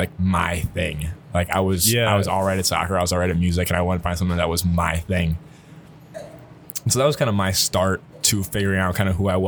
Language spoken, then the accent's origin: English; Eau Claire, Wisconsin, United States; also born or lived in Milwaukee, Wisconsin / Appleton, Wisconsin / Neenah, Wisconsin; Grew up really in a neighborhood outside of Eau Claire after I moved to Eau Claire from Appleton when I was about 6